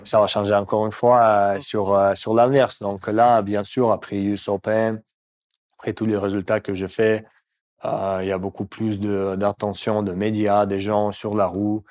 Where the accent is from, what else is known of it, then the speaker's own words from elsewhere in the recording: Moscow, Russia; French is a second language; moved away; Je viens de Moscou